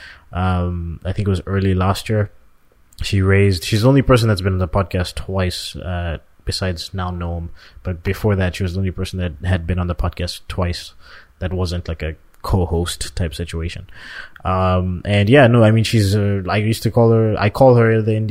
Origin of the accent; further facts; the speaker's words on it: Canada; we're both from Canada.